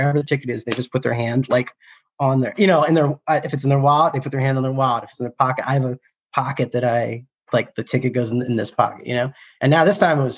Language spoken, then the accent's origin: English; outside Philadelphia, Pennsylvania, United States; also born or lived in Ohio; I'm from outside Philly